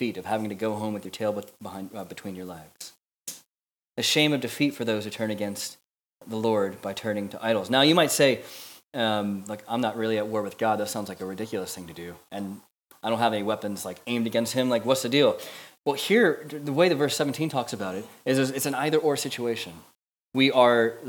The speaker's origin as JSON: {"language": "English", "country": "United States", "moved": "as an adult", "lives_now": "Manchester, United Kingdom", "said": "as an American living here"}